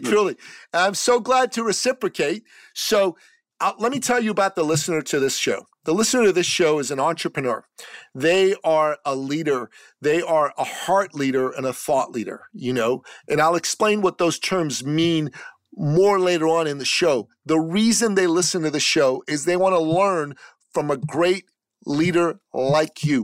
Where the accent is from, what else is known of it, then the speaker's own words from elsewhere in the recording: Canada; in my home country of Canada